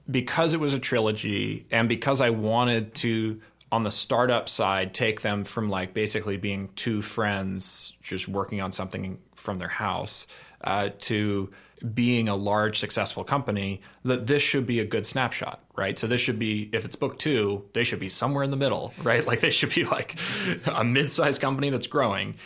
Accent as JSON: {"language": "English", "town": "Oakland", "region": "California", "country": "United States", "tie": "born or raised there", "said": "I grew up in Oakland"}